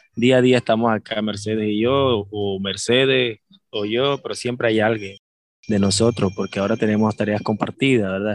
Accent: Maracaibo, Zulia, Venezuela; also born or lived in Nicaragua; now in Granada, Nicaragua; soy de Venezuela, Maracaibo específicamente, Estado Zulia. Tengo ya varios años por acá, por Nicaragua

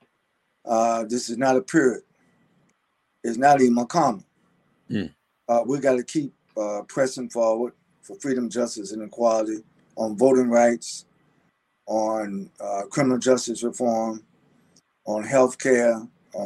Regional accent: North Carolina, United States; my home state of North Carolina

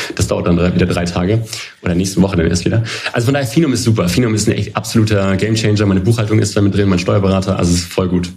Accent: Hanover, Lower Saxony, Germany; moved away as an adult; Ich komme äh, gebürtig aus Hannover, bin quasi ein äh, Kind der Stadt

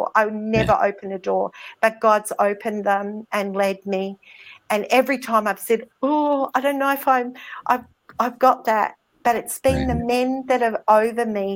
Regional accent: Australia; accent: Australian; my Australian accent because it's pretty strong.

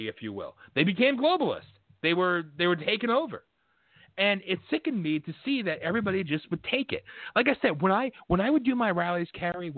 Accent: Pennsylvania, United States; I'm a nobody from Pennsylvania

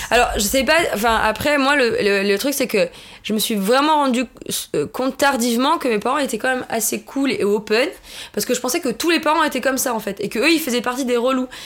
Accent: southern France, France; moved away; also born or lived in New York; Je suis pas originaire de Paris. Je suis du sud de la France.

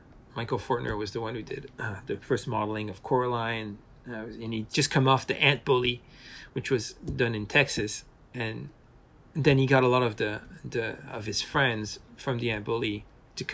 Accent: Paris, Île-de-France, France; moved away; also born or lived in Portland; I was brought up in Paris

